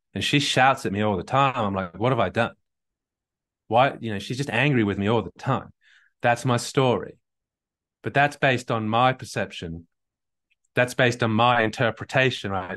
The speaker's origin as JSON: {"language": "English", "region": "England", "country": "United Kingdom", "said": "I'm English"}